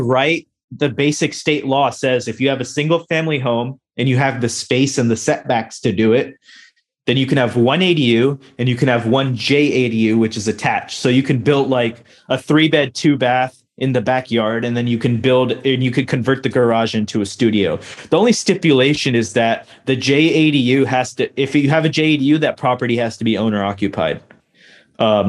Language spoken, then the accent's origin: English; United States; also born or lived in North Carolina / New Jersey; now in California, United States; I grew up in North Carolina and New Jersey